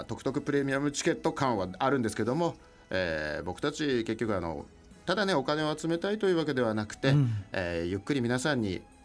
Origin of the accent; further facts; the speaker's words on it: Odawara, Kanagawa, Japan; moved away as an adult; now in Utsunomiya, Japan; 出身は神奈川県の小田原市というところで